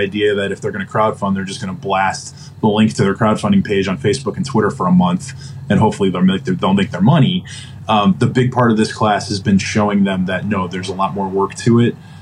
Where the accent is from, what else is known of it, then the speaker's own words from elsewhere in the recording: Central Connecticut, United States; I grew up in Central Connecticut